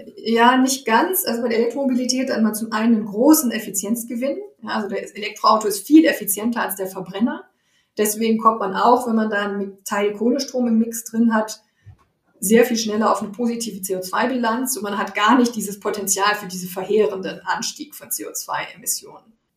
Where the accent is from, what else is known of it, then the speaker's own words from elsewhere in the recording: Germany; bei uns in Deutschland